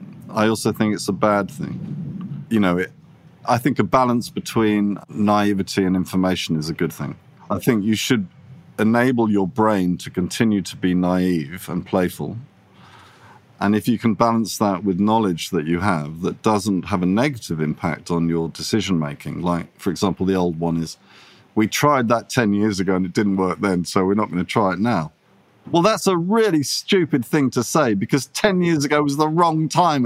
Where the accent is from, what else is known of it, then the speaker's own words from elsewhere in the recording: England, United Kingdom; when I was growing up in England, working in London, the design business that I most admired was a company called Pentagram.